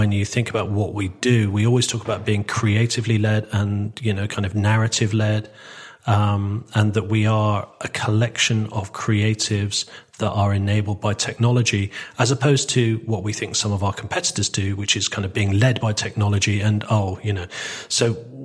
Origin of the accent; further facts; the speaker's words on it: Torquay, South West England, United Kingdom; moved away as an adult; also born or lived in Manchester; I was adopted by my grandparents on my father's side, and and I grew up in Torquay.